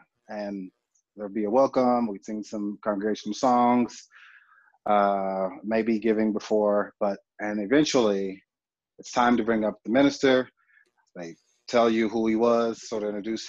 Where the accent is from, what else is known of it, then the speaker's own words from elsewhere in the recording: Oklahoma City, Oklahoma, United States; now in Albuquerque, United States; grew up in Oklahoma City, and I was born and raised there